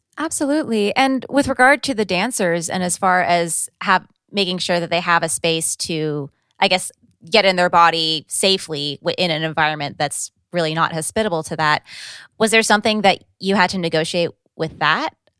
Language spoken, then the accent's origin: English; California, United States; speaking as a Californian